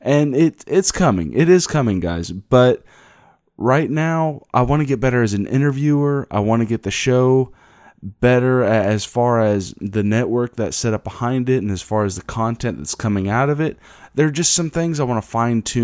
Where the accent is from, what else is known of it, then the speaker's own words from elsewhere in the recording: Kansas, United States; my hometown in Kansas